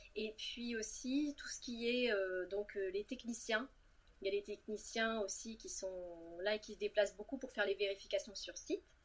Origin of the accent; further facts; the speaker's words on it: Cannes, Provence-Alpes-Côte d'Azur, France; moved away as an adult; also born or lived in Lyon / Rouen; je suis née et domiciliée à Cannes